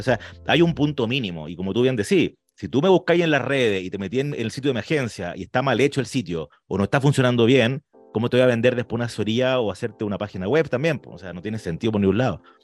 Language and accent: Spanish; Chile; nosotros que somos chilenos, orgullosos de chilenos